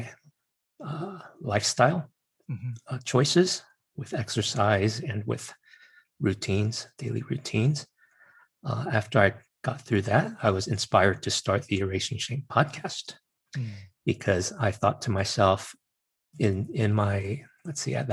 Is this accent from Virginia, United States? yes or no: yes; Virginia, United States; I'm Chinese American and grew up in Virginia